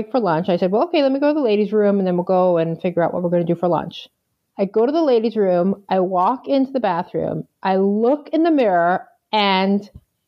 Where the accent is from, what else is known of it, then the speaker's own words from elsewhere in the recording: Long Island, New York, United States; also born or lived in Galveston, Texas; now in Chicago, United States; I grew up on Long Island